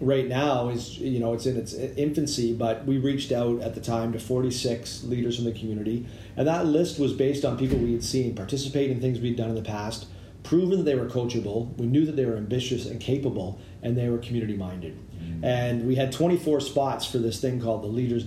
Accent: Toronto, Ontario, Canada; now in Victoria, Canada; I come from Toronto

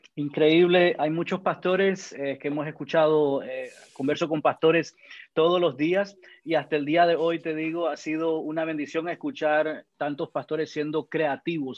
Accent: Managua, Nicaragua; now in Georgia, United States; soy de Nicaragua, de Managua

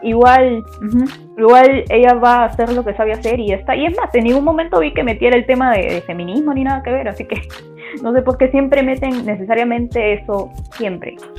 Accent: Peru; soy de Perú y tengo 24 años

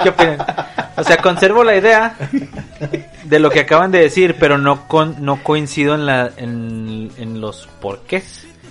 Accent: northern Mexico, Mexico; nuestras decisiones como norteños

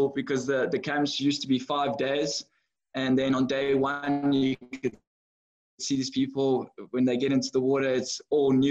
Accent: George, Western Cape, South Africa; also born or lived in Philippines / Netherlands; I was born and raised in George

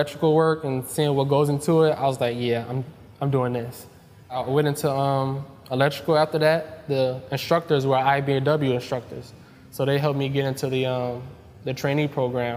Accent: Chicago, Illinois, United States; I was born and raised in Chicago

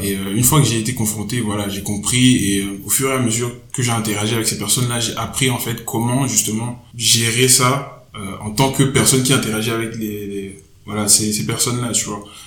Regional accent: Togo; moved away; j'ai grandi au Togo.

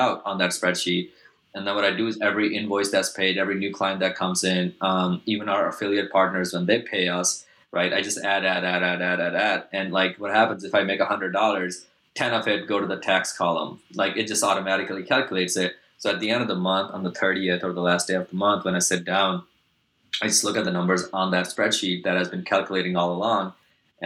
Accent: Pakistan; I grew up in Pakistan, so South Asia

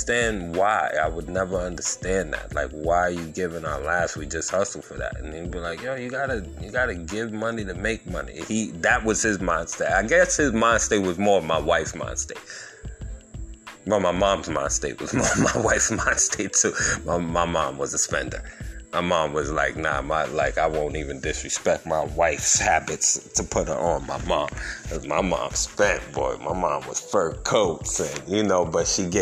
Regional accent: Yonkers, New York, United States; moved away as an adult; now in North Carolina, United States; I grew up in Yonkers, New York

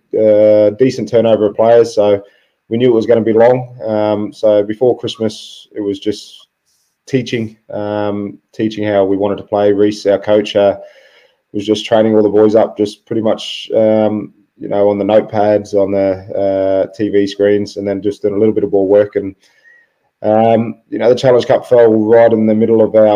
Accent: Brisbane, Queensland, Australia; moved away as an adult; also born or lived in Melbourne; I was born in Melbourne, as you said. Moved from Melbourne to Brisbane.

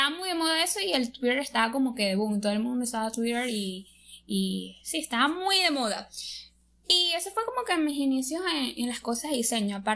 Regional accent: Venezuela; Soy de Venezuela.

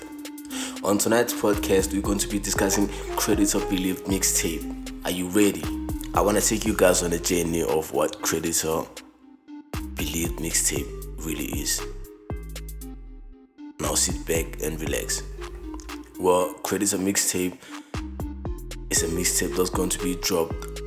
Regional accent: Mahikeng, North West, South Africa; born and bred in Mafikeng province. I mean, the northwestern province, based in Mafikeng.

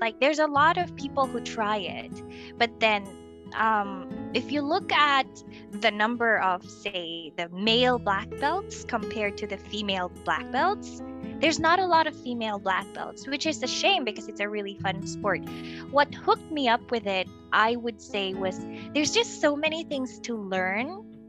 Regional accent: Philippines; moved away as an adult; now in China; I'm from the Philippines. I am currently in China

